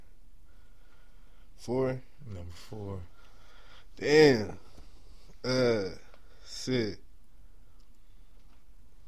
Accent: Inland Empire, California, United States; from IE, you know, so I gotta say, like, from IE, like, I love IE

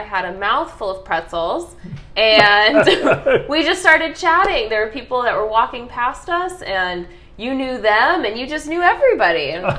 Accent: Chandler, Arizona, United States; I was born in Chandler, Arizona.

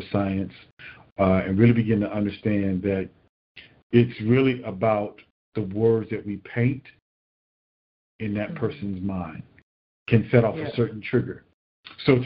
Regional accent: Miami, Florida, United States; growing up in Miami

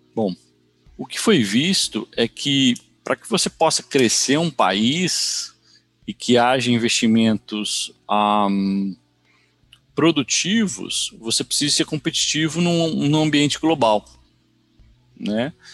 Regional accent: Brazil; moved away as an adult; now in United States; eu sou brasileiro, moro nos Estados Unidos há mais de 20 anos

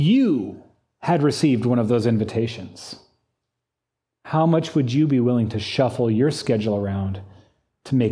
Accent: United States; I'm an American

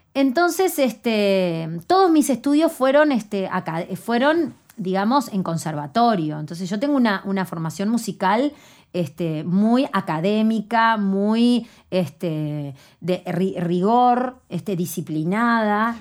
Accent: Canelones, Uruguay; Yo vengo de Canelones, de la ciudad de Canelones, y tengo 38 años

